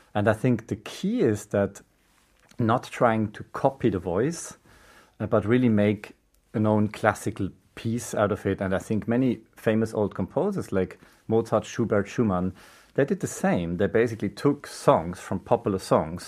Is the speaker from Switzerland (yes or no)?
yes; Switzerland; moved away; also born or lived in Germany / South Korea; I'm a flutist from Switzerland originally. I lived in Germany a very long time, mm-hmm. and I moved to Korea about 12 years ago.